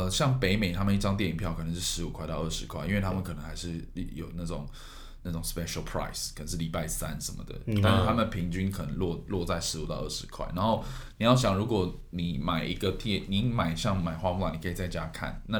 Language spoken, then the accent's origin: Chinese; Taiwan; 我台湾人